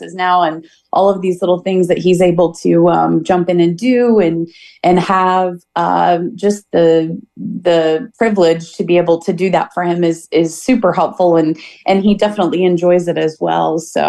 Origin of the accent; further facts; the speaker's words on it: Catlin, Illinois, United States; we're local here in the community. I grew up in Catlin, Illinois. I'm sure a lot of people know where that's at. If you haven't been there, you should visit. It's a great little town to visit. I've lived here my whole life. My roots are here.